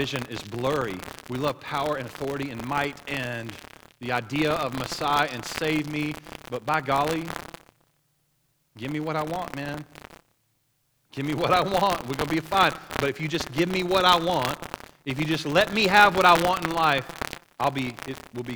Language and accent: English; Oklahoma, United States; I grew up in Oklahoma.